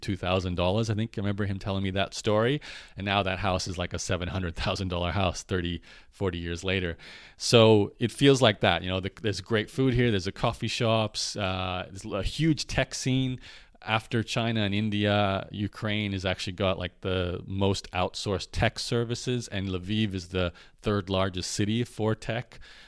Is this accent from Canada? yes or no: yes; Canada; because I'm a Canadian and Australian, so I can't really live in Europe right now.